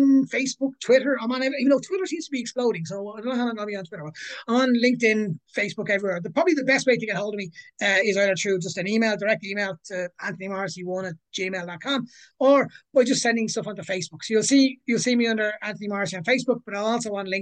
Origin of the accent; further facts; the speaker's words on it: Ireland; moved away as an adult; also born or lived in Sydney / New York / London; now in Gothenburg, Sweden; Ireland will always be my home. I'm always from Ireland. I will always say I'm from Ireland.